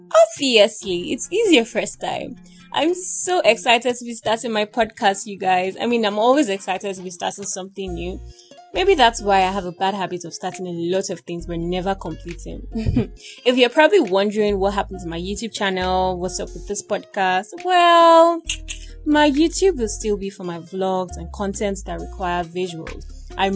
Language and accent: English; Igbo land, southeastern Nigeria, Nigeria; moved away; also born or lived in Edo State, Nigeria; I'm actually a native of Edo State. But I'm sort of related to the north, and I grew up in Igbo land as well as schooled in Yoruba land